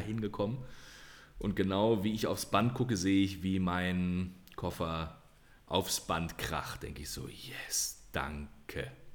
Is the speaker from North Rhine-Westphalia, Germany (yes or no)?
yes; Detmold, North Rhine-Westphalia, Germany; moved away; in meiner Heimat, in Detmold und Umgebung.